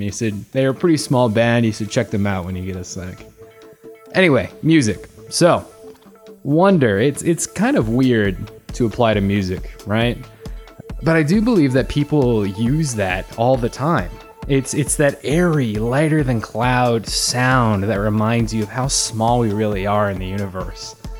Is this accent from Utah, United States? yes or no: yes; Salt Lake City, Utah, United States; I was born and raised in Salt Lake City